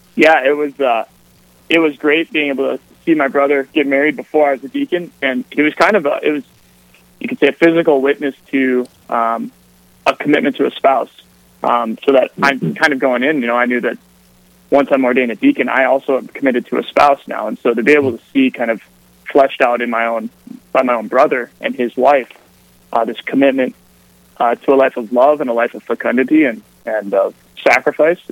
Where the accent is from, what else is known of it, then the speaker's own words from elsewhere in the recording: Aberdeen, South Dakota, United States; moved away as an adult; also born or lived in Mobridge, South Dakota / St. Paul, Minnesota / Rome; I'm uh, originally from Aberdeen, South Dakota, just the northern part of the northeastern part of the state